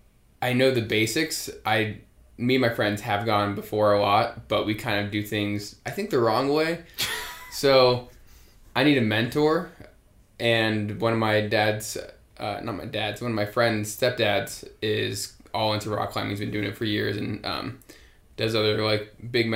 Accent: Colorado Springs, Colorado, United States; moved away as an adult; Growing up in Colorado

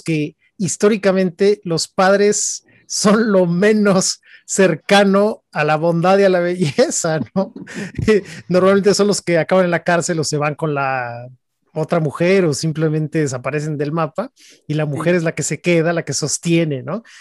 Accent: Mexico; siendo los tres mexicanos

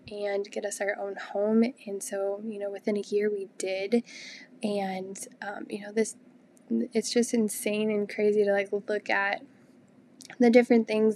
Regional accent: Illinois, United States; moved away as an adult; also born or lived in Texas; got married and moved to Texas, and we're originally from Illinois

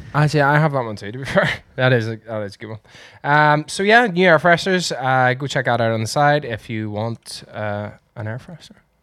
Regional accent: Northern Ireland, United Kingdom; We are Irish. Northern Irish.

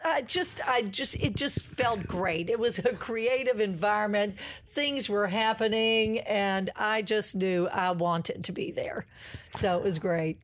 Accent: Kentucky, United States; moved away; I'm a country girl. Oh, my gracious. I'm from the Bluegrass Go-Cats

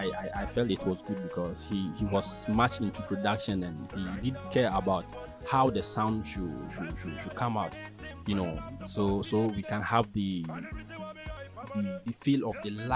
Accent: Tumu, Upper West, Ghana; Yeah, I'm from Tumu.

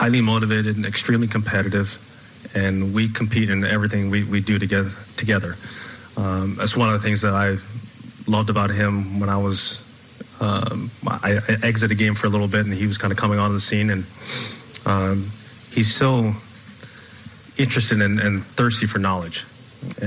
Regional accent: United States; as an American

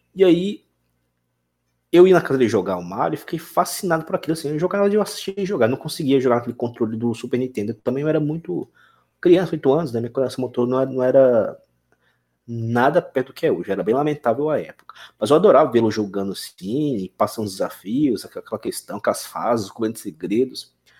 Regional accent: Brasília, Federal District, Brazil; now in Tocantins, Brazil; eu sou de Brasília, e, mas moro hoje em Tocantins

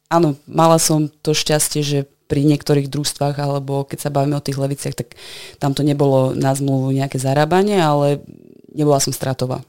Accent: Košice, Košice Region, Slovakia; born or raised there; also born or lived in Netherlands

